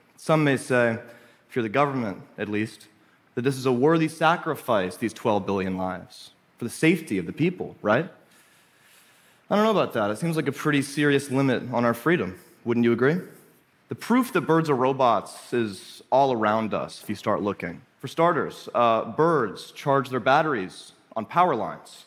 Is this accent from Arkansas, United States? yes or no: yes; Little Rock, Arkansas, United States; I grew up in Arkansas, in Little Rock, where I was homeschooled on the outskirts of town